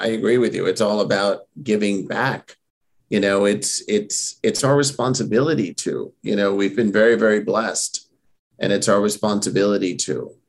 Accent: New York, United States; I'm born and raised in New York

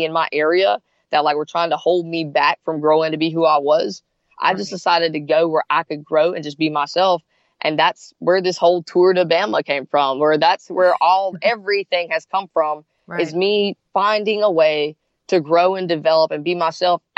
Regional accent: South Carolina, United States; now in Gainesville, United States; I grew up in South Carolina

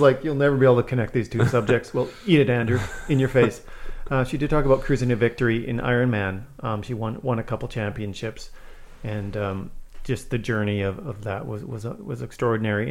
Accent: Manitoba, Canada; also born or lived in Saskatchewan; I moved from Saskatchewan to Manitoba when I was the same age.

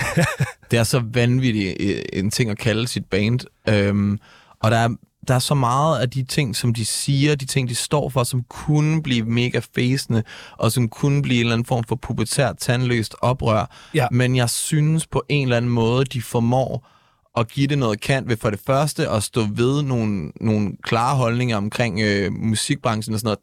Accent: Næstved, Zealand, Denmark; now in Copenhagen, Denmark; jeg kommer oprindeligt fra Næstved

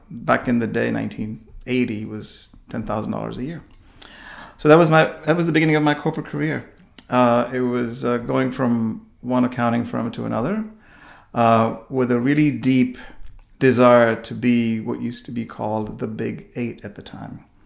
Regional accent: India; moved away as an adult; also born or lived in New York, United States; now in United States; growing up in India and, and finishing all my education there

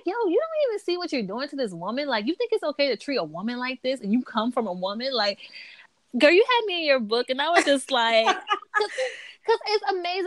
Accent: the South, United States; I'm from the South

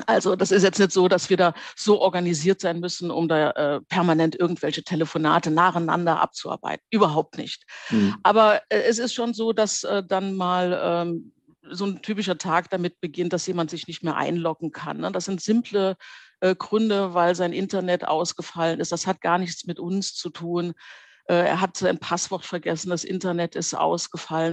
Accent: Trier, Rhineland-Palatinate, Germany; moved away as an adult; wollte ich dann wieder nach Trier zurück. Das ist ja meine Geburtsstadt

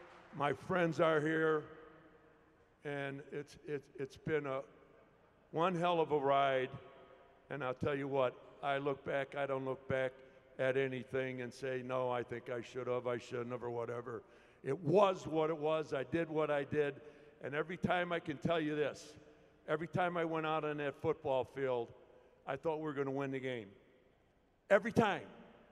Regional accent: Hillside, Illinois, United States; born and raised in Hillside, Illinois, went to Proviso High School in Maywood, University of Illinois

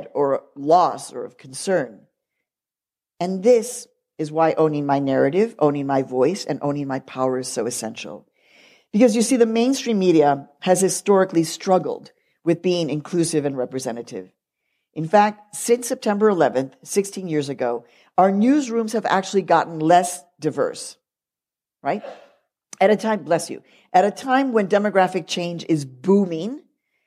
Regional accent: Chicago, Illinois, United States; when I was growing up in Chicago, my family consumed the news media voraciously

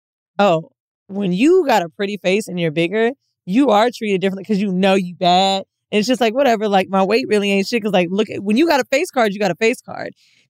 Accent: Florida, United States; A lot of my homegirls, because we're from Florida, right?

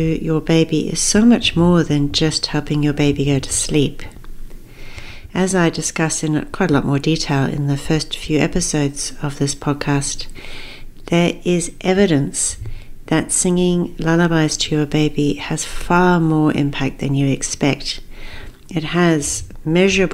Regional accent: Zambia; moved away; I actually grew up in Africa. I was born in Zambia.

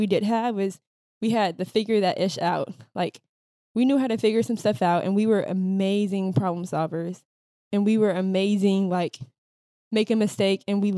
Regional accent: Minnesota, United States; I would say growing up in the Midwest, especially being women of color, and not only just women of color, but being Black women in Minnesota, not only did we get bullied for having eclectic styles, but we also got bullied for being Black.

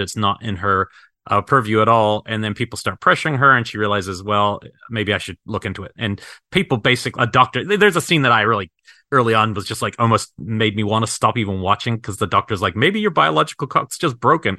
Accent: New Zealand; moved away; growing up in New Zealand

